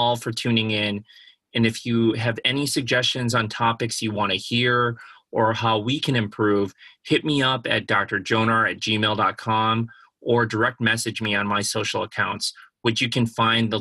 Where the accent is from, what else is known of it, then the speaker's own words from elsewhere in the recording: Chicago, Illinois, United States; I grew up in Chicago